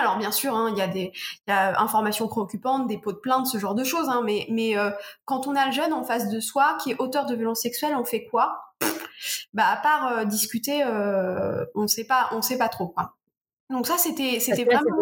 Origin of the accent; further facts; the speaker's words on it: Normandy, France; Je suis normande, donc j'ai rencontré plein de professionnels de ma région